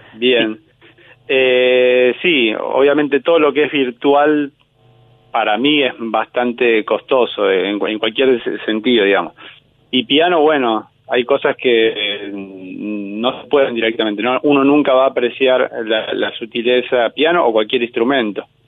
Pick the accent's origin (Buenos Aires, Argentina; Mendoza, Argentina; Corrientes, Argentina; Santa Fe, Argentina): Buenos Aires, Argentina; yo de niño había ido a esa misma escuela de Mataderos, o yo soy de Liniers